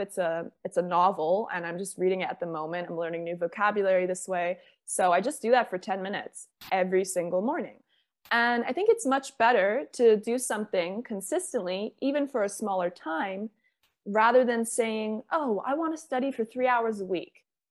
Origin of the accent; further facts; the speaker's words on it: Bermuda; now in Spain; I'm from Bermuda.